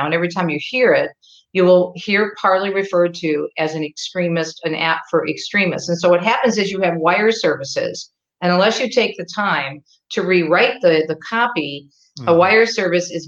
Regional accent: Detroit, Michigan, United States; also born or lived in New Jersey; I was born on the East Coast, so I'm originally a Jersey girl, but my father was transferred for a job to Southeastern Michigan, so I grew up, was raised in here in the Detroit area where I still live.

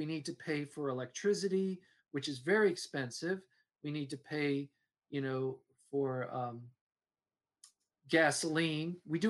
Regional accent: Alexandria, Virginia, United States; I'm a city boy. {S2} Yeah. {S1} So I'm from Alexandria, Virginia.

